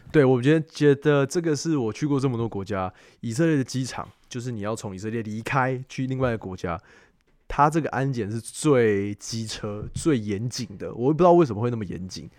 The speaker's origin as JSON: {"language": "Chinese", "country": "Taiwan", "said": "我觉得真的是身为台湾人"}